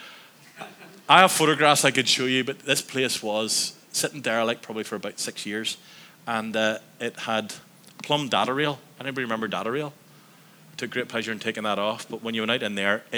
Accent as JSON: {"language": "English", "town": "Antrim", "region": "Northern Ireland", "country": "United Kingdom", "tie": "born or raised there", "said": "I grew up in Antrim"}